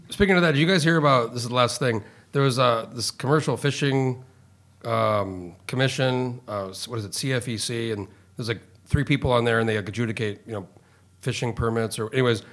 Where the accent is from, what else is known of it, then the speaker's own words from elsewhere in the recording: Alaska, United States; I'm from Alaska